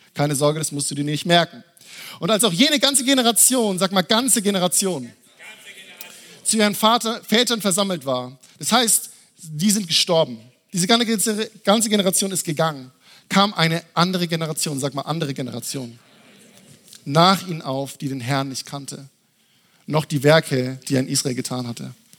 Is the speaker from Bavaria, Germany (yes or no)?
yes; Würzburg, Bavaria, Germany; ich komme eigentlich aus Würzburg und ich war in meiner Heimatgemeinde